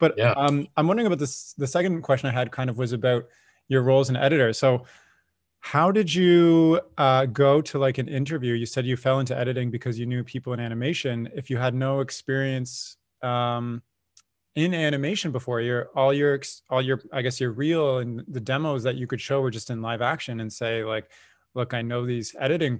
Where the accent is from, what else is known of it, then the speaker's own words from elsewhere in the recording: Canada; I'm a Canadian